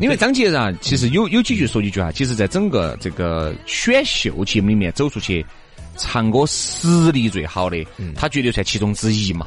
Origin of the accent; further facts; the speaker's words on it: Chengdu, Sichuan, China; 我们成都人